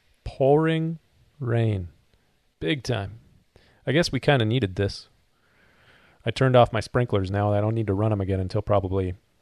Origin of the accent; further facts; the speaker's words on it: Southern California, United States; But we're not from the South. We're from Southern California.